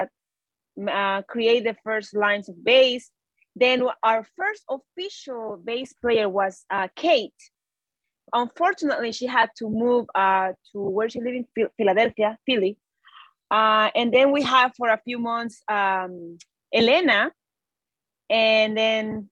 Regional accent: El Salvador; now in New York, United States; we are from El Salvador

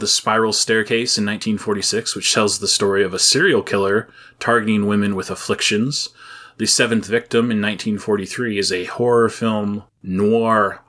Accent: United States; I am American

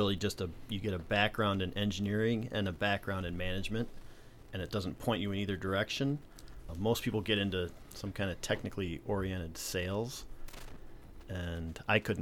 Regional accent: Rochester, New York, United States; moved away; I'm from Rochester, New York

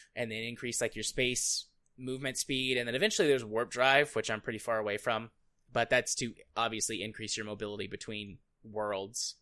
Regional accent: United States; as an American

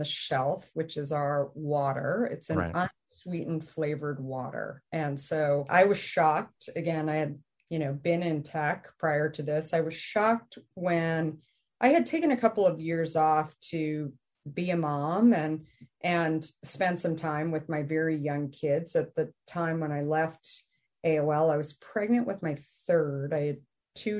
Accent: Arizona, United States; moved away; also born or lived in New York / San Francisco; I grew up in Arizona

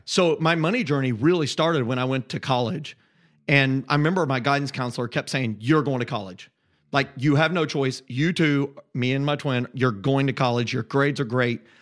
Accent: just south of Indianapolis, United States; moved away as an adult; I grew up in Indiana

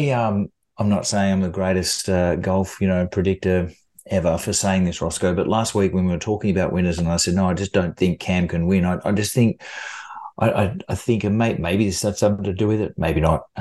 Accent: Australia; And who wouldn't you take that opportunity to do it as a, as an Australian player?

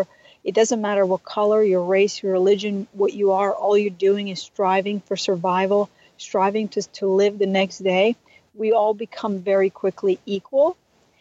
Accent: Mostar, Herzegovina-Neretva Canton, Bosnia & Herzegovina; moved away; I am originally from Bosnia, and when I was 16 years old, I lived through a genocide

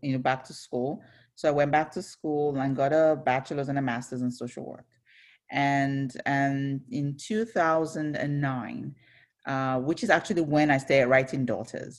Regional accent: Ibadan, Oyo, Nigeria; also born or lived in Onitsha, Nigeria; I was born in Ibadan, Nigeria. So that's in southwestern Nigeria. So I grew up in a home with five kids.

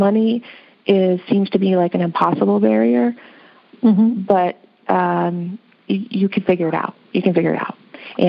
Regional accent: Midwest, United States; My background, I come from the Midwest. In the Midwest, we are all about having no debts, right?

